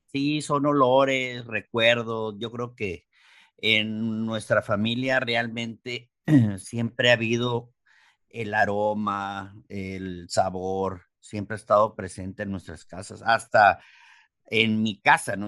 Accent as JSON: {"language": "Spanish", "town": "Mexicali", "region": "Baja California", "country": "Mexico", "said": "soy de acá, raza de Mexicali, Baja California"}